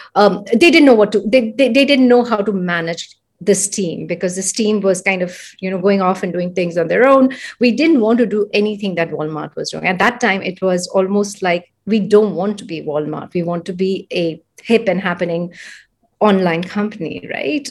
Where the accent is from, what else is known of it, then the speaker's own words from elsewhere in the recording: India; moved away as an adult; also born or lived in San Francisco, United States; I'm from India. I'm born, brought up here.